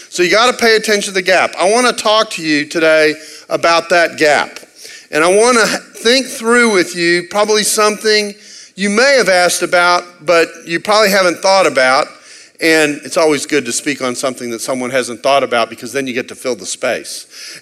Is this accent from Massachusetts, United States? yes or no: no; Texas, United States; I'm from Texas